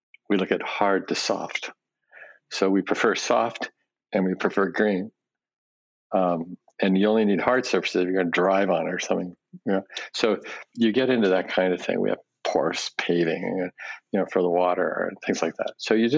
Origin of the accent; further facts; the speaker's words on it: Japan; born there; when I was a baby, I was born in Japan right after the war, and my parents spoke Japanese, and we lived in a Japanese house.